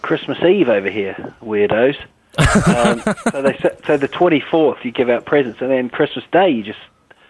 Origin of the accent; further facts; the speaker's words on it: Huddersfield, Yorkshire and the Humber, United Kingdom; moved away; I was born in Huddersfield